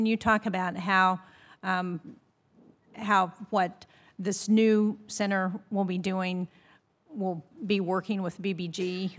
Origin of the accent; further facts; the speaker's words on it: New Hampshire, United States; In my home state of New Hampshire, we are experiencing one of the warmest winters with the least snow we've ever seen.